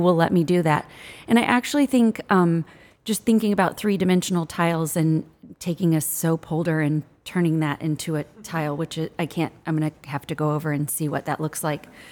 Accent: Midwest, United States; I'm from the Midwest

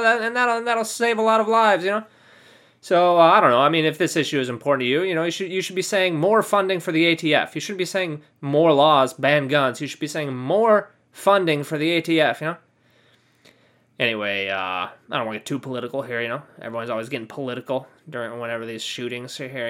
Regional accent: California, United States; I'm from California. You know, that's my hometown

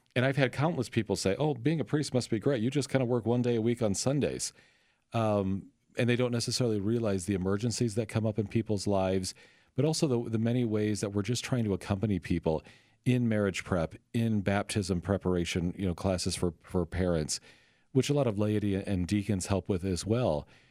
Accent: Sioux City, Iowa, United States; now in St. Louis, United States; I'm from Sioux City, Iowa. Northwest Iowa

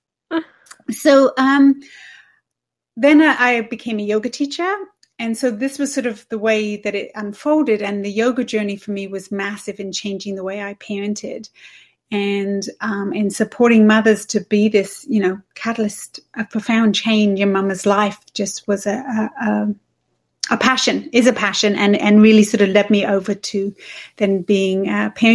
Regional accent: England, United Kingdom; moved away as an adult; also born or lived in Switzerland / Toronto; now in Canada; I'm from England. People probably can hear that.

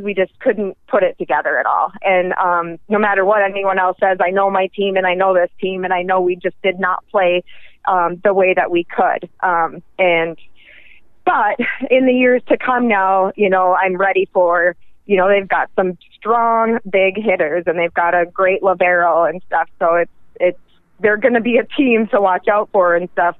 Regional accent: northern Minnesota, United States; moved away as an adult; now in Pennsylvania, United States; I'm from northern Minnesota, um, and I was born and raised in the northern Minnesota

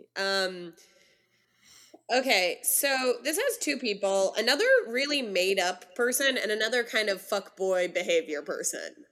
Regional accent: California, United States; as a Californian

